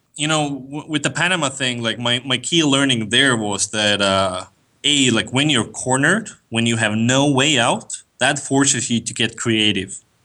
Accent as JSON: {"language": "English", "country": "Estonia", "moved": "as an adult", "lives_now": "United States", "said": "I'm from Estonia. Uh, for the last three years, I've, I've lived in the States"}